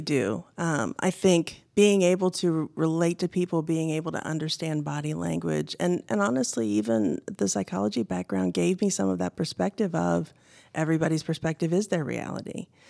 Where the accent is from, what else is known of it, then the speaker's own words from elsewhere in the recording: Indiana, United States; I grew up in Indiana. I'm a Midwestern girl, born and raised